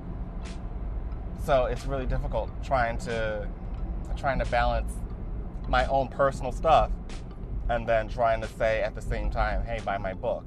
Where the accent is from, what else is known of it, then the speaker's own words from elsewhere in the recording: United States; as an American